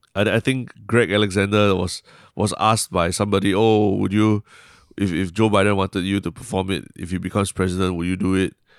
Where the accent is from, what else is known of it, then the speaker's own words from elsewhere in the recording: Singapore; Still, then still Singaporean, lah.